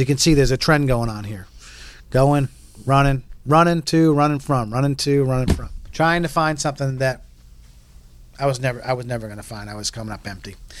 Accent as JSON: {"language": "English", "region": "New England", "country": "United States", "also_born_or_lived": "Texas / Oklahoma City / Pensacola", "moved": "as an adult", "said": "I come from New England and we're cocky, we're arrogant and confident"}